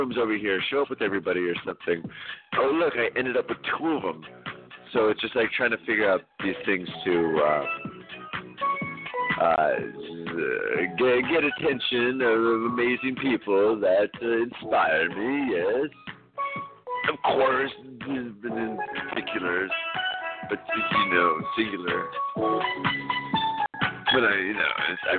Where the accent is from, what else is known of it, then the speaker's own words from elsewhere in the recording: Santa Cruz, California, United States; I'm straight up from Santa Cruz